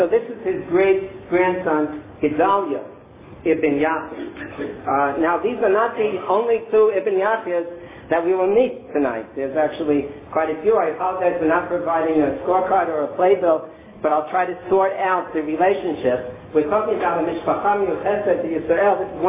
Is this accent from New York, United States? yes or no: yes; New York City, New York, United States; I'm not actually from Missouri. I'm originally from Brooklyn.